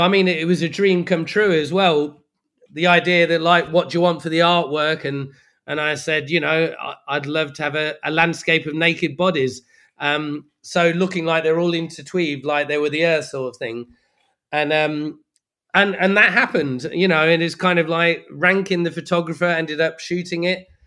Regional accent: Leicester, East Midlands, United Kingdom; moved away; also born or lived in Brixton, London; as far as I was concerned, I'm from Leicester

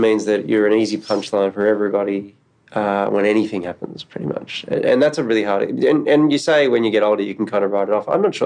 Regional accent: Australia; growing up in Australia

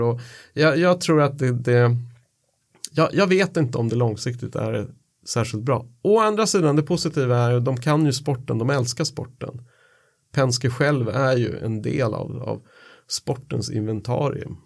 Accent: Sweden; som svensk

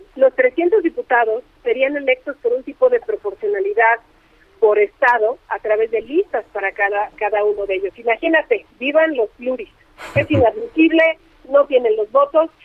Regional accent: State of Mexico, Mexico; mi estado, sabes que soy mexiquense

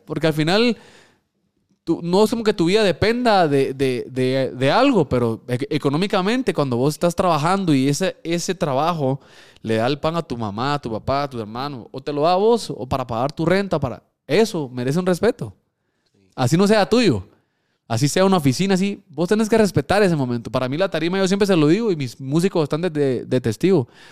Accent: Guatemala; also born or lived in Mexico; Porque yo soy chapín. Punto, aquí nací, no puedo decir que soy de otro país.

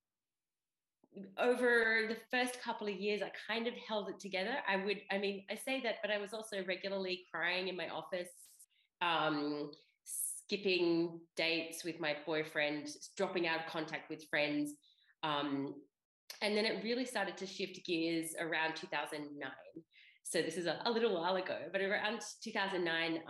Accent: Australia; moved away as an adult; also born or lived in Europe; I grew up in Australia.

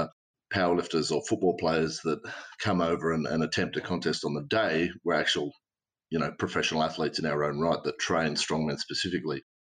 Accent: the mountains west of Sydney, New South Wales, Australia; Growing up in Western Sydney, or in the mountains west of Sydney at least

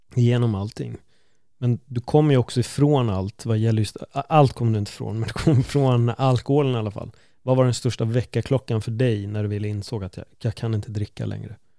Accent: Stockholm, Stockholm County, Sweden; vi är ju från Stockholm, det är inte så jättestort

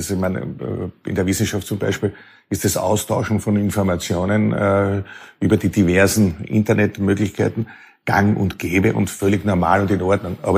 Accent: Lower Austria, Austria; Weil ich komme aus Niederösterreich auch aus einem sehr konservativen Elternhaus. Äh, mein, mein Vater, mein Großvater waren sehr auch mit der Kirche verbunden und das äh, hat geprägt, ein 500 Einwohner Dorf, äh, wo die Eltern äh, Dorfschullehrer waren.

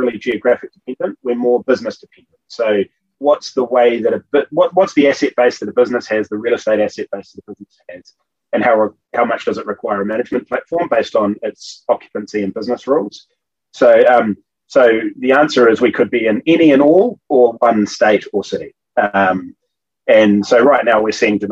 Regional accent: Auckland, New Zealand; here in my hometown of Auckland

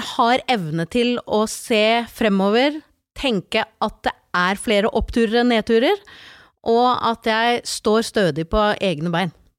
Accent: Slemmestad, Buskerud, Norway; also born or lived in Porsgrunn; now in Nøtterøy, Norway; Jeg er født i Porsgrunn, vokst opp i Slemmestad, og de siste 25 årene har jeg bodd på Nøtterøy

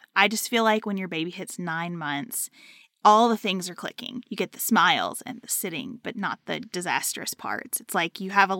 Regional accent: Canada; I'm taking 18 months, so thankful that's an option for me as a Canadian.

